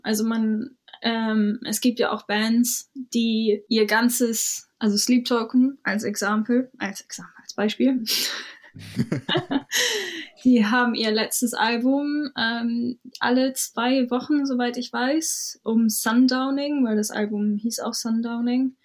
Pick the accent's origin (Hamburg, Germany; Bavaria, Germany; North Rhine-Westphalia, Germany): Hamburg, Germany; moved away as an adult; also born or lived in London; now in Brighton, United Kingdom; Ich komme ursprünglich aus Hamburg